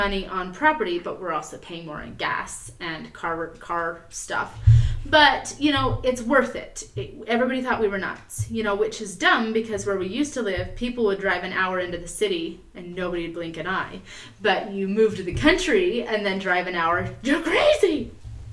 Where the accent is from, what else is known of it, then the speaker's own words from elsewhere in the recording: Utah, United States; moved away as an adult; now in Idaho, United States; We grew up in Utah, but here we are in Idaho